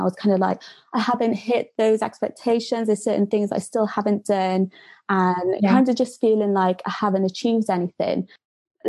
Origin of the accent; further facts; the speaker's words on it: Cardiff, Wales, United Kingdom; moved away as an adult; now in Birmingham, United Kingdom; I'm originally from Cardiff